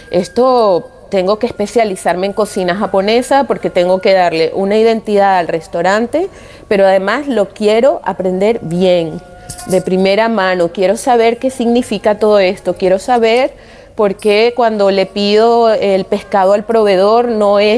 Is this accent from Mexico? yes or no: no; Venezuela; also born or lived in Japan; now in Spain; soy venezolana, eh, me crié en una sociedad multicultural